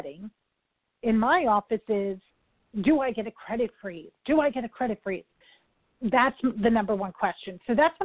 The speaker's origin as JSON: {"language": "English", "region": "New York", "country": "United States", "said": "I'm a New Yorker"}